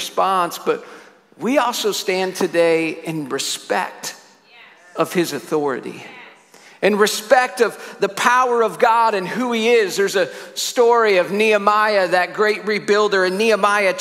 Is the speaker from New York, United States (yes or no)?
yes; Syracuse, New York, United States; I'm from Syracuse, New York